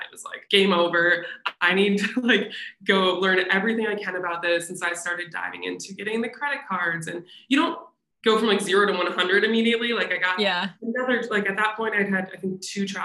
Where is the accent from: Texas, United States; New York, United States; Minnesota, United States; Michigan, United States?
Minnesota, United States; moved away; I'm from Minnesota, lived there at the time